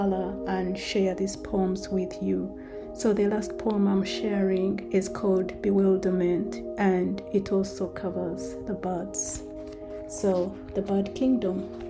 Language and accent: English; Kabale, Western Region, Uganda; moved away; the time when I was growing up in Kabale in Uganda